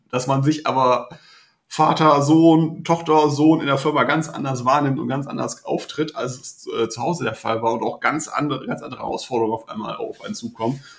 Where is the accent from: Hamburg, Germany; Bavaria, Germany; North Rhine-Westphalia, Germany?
North Rhine-Westphalia, Germany; Mönchengladbach; born there; now in Meppen, Germany; 40 Jahre alt, zwei Kinder, gebü äh, gebürtiger Mönchengladbacher, heute wohnhaft im Emsland in Meppen.